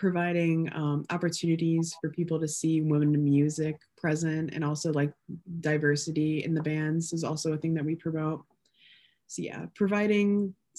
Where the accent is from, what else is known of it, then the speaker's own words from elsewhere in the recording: Illinois, United States; I'm from Illinois.